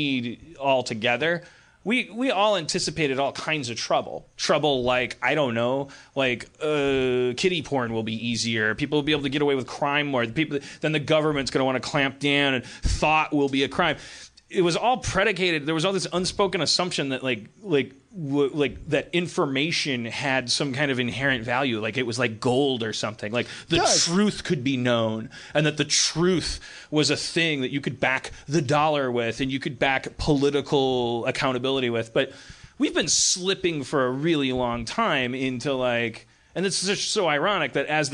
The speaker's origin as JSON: {"language": "English", "town": "Milwaukee", "region": "Wisconsin", "country": "United States", "tie": "born or raised there", "said": "growing up in Milwaukee"}